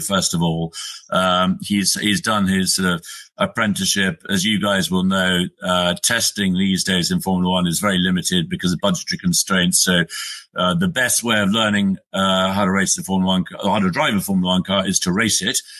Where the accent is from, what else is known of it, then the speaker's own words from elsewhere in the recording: United Kingdom; I'm a Brit. I live in the UK